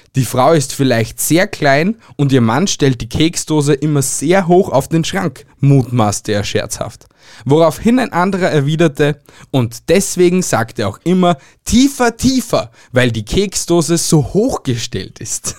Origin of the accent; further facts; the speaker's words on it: Austria; bei uns in Österreich